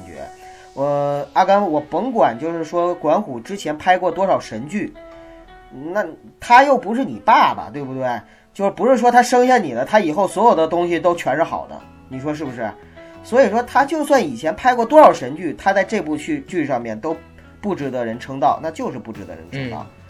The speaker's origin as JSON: {"language": "Chinese", "region": "Heilongjiang", "country": "China", "tie": "born or raised there", "said": "作为一个黑龙土生土长的黑龙江人"}